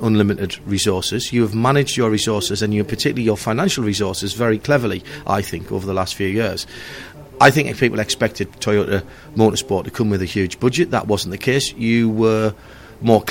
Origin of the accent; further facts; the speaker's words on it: England, United Kingdom; us English